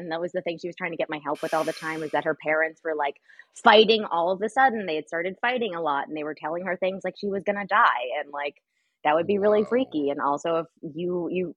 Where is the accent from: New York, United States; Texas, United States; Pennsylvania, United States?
Texas, United States; Austin; also born or lived in Asheville, North Carolina; now in Los Angeles, United States; I'm from Austin